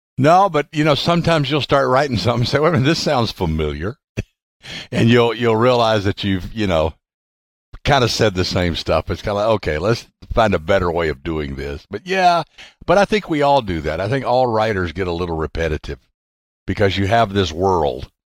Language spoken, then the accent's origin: English; the South, United States; growing up in the South